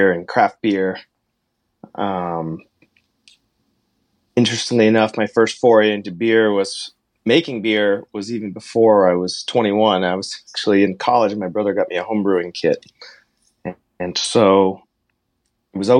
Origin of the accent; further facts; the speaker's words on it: Hanover, New Hampshire, United States; moved away; also born or lived in Montclair, New Jersey; I grew up in Hanover, New Hampshire